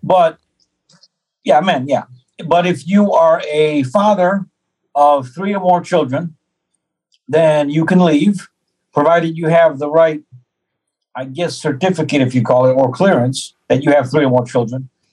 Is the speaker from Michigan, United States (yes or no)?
yes; Detroit, Michigan, United States; moved away; also born or lived in Ukraine; I have an American passport. I was born in Detroit, Hudson Hospital